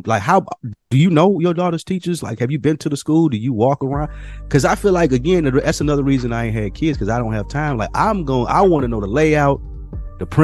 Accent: Nashville, Tennessee, United States; moved away; the people of Nashville, my hometown, went back there this weekend

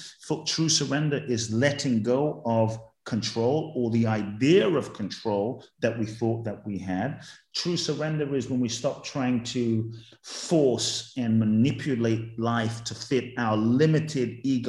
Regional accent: Ghana; I think I was a very fun loving kid and I would love to get to exhibit even more of that fun in my life

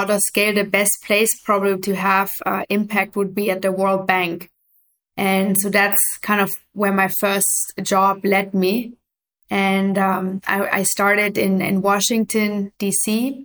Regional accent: Germany; moved away as an adult; also born or lived in Afghanistan / New York; I grew up in Germany originally

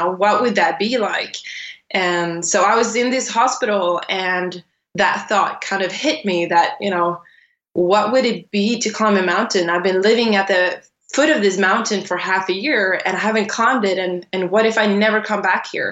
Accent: Sweden; I was born and raised in Sweden. I'm Swedish. I was born and raised quite close to the border to Norway, about a few hours from there

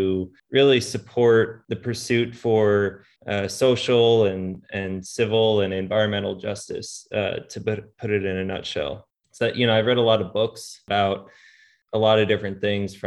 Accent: Long Island, New York, United States; moved away as an adult; I grew up on Long Island

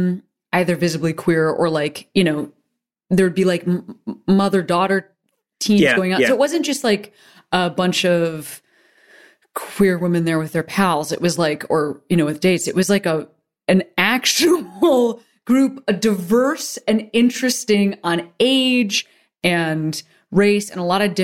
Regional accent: Chicago, Illinois, United States; now in Los Angeles, United States; I'm from Chicago

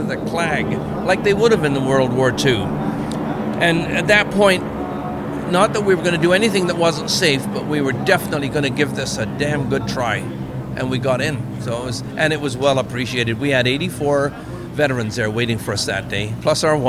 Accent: Wales, United Kingdom; moved away; also born or lived in Canada; I'm a British Welshman, as you know, or Welsh Britishman

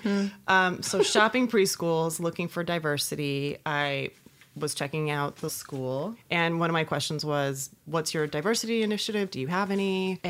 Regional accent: Oakland, California, United States; moved away as an adult; also born or lived in San Francisco; now in Los Angeles, United States; How far back are we going to go here? I'm originally from Oakland.

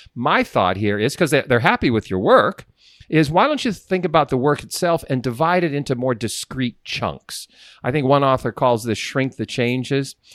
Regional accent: Sharon, Pennsylvania, United States; also born or lived in Sharpsville, Pennsylvania; my hometown, Sharon, Pennsylvania

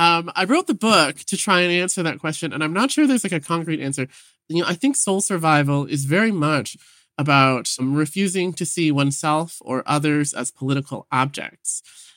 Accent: Vancouver, British Columbia, Canada; You know, I grew up in Vancouver as like a little gay kid.

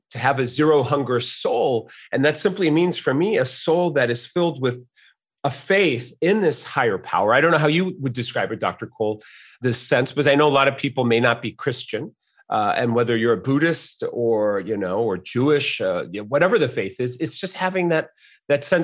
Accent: Mexico City, Mexico; born there; I was born in Mexico City. My mother uh, had me born there because my father was traveling. My dad's an American um, man

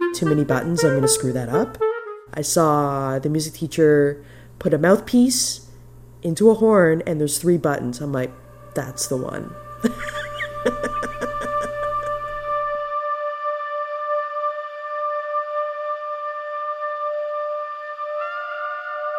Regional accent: Toronto, Ontario, Canada; now in New Brunswick, Canada; I was born and raised in Toronto, grew up in Scarborough.

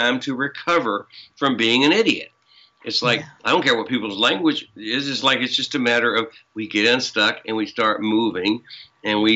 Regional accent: the South, United States; You can tell I'm from the South. That's how we say that. We've been knowing

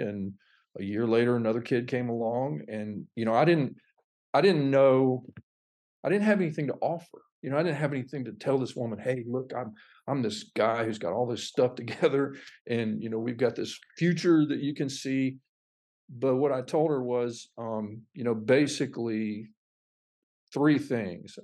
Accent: Fort Pierce, Florida, United States; moved away as an adult; also born or lived in North Alabama; now in The Woodlands, United States; that city, Fort Pierce, Florida, was it's just a small citrus town

